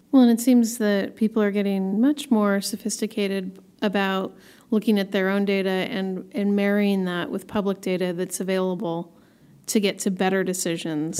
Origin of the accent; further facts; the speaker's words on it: Portland, Oregon, United States; I have a fellow Portlander with me, Alex Williams, all the way from my hometown.